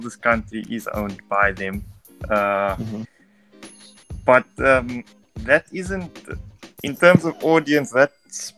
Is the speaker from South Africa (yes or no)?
yes; South Africa; I was born in South Africa